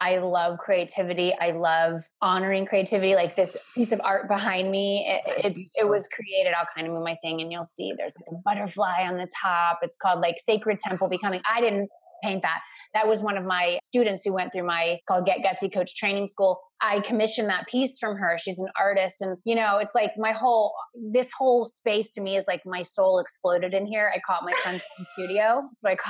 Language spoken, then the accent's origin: English; Florida, United States; I grew up in Florida